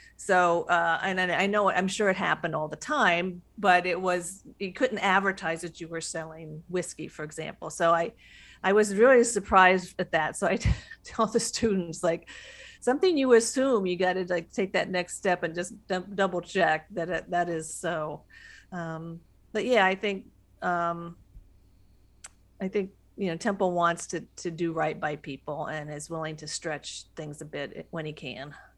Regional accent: Western Ohio, United States; I'm from the Western Ohio. I'm from the Midwest

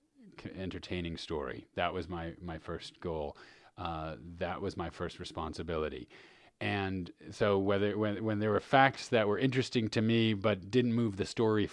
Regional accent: New York City, New York, United States; When I was growing up in New York City, I grew up in Manhattan

